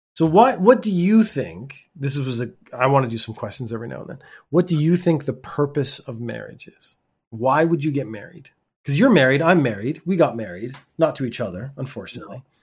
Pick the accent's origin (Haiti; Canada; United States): Canada; I'm from Canada